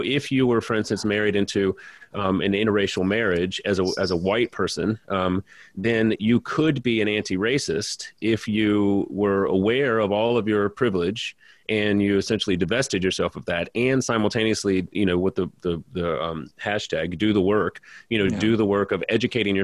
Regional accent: Louisiana, United States; I'm from Louisiana

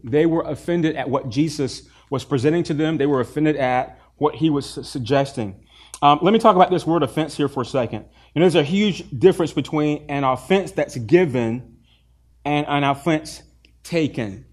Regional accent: the South, United States; I grew up in the South

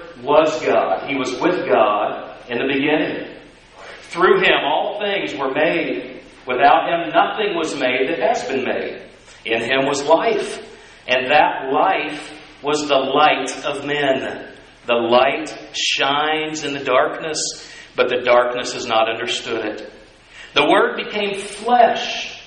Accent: Alva, Oklahoma, United States; I was born in Alva, Oklahoma

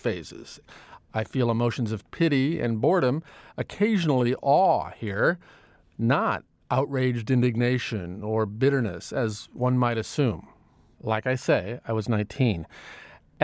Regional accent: Omaha, Nebraska, United States; moved away as an adult; I grew up in the Midwest as well. The middle-class Midwest in Omaha, Nebraska. I left Omaha as soon as I finished high school

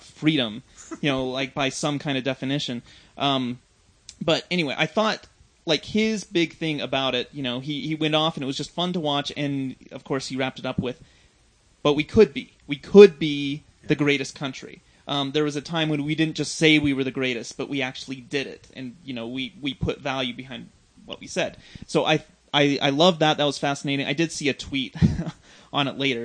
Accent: United States; growing up in America

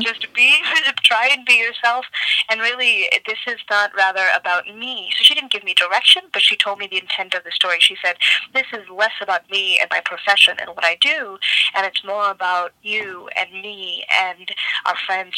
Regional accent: Cambridge, Massachusetts, United States; moved away; also born or lived in Somerville, Massachusetts; I'm not originally from Chicago. I'm originally from Boston, more specifically um, Cambridge and Somerville in in Massachusetts.

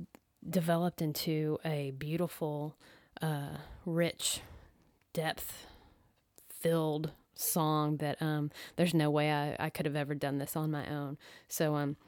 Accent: Dallas, Texas, United States; I am from Dallas, Texas

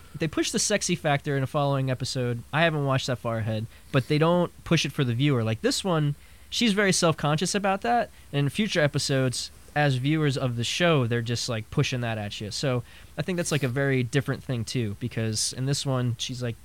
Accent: United States; we're three American dudes who speak one language

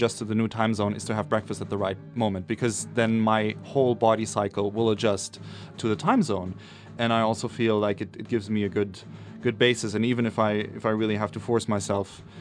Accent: Munich, Bavaria, Germany; moved away as an adult; now in New York, United States; I grew up in Munich in Germany

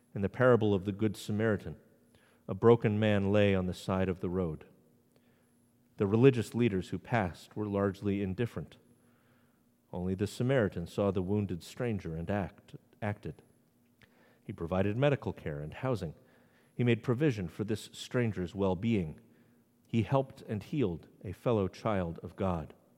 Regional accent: New England, United States; now in Maryland, United States; I live in Maryland, the Free State. I grew up in New England, where no lynchings have ever been documented

